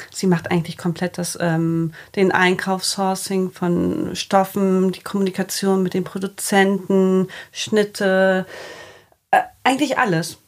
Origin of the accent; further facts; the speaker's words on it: Bremen, Germany; moved away as an adult; also born or lived in Cologne; now in Hamburg, Germany; ich bin gebürtige Bremerin, habe in Köln, im schönen Köln, vier Jahre gelebt